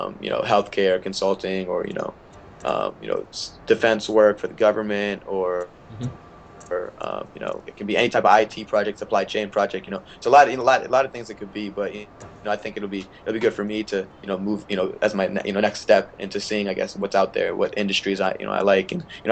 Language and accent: English; India; now in United States; I wanted to represent my home country, and playing the sport that I love. But I guess with the rules, because being an American citizen, I wouldn't be able